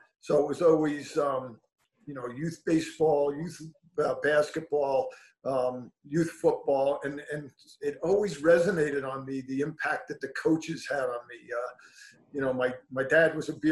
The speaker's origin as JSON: {"language": "English", "town": "Levittown", "region": "New York", "country": "United States", "tie": "born or raised there", "said": "I grew up in Levittown, New York"}